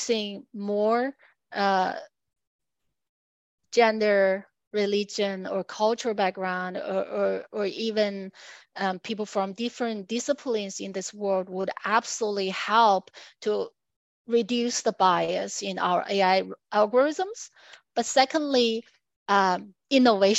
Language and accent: English; China; moved away; also born or lived in United States / Australia; I'm from China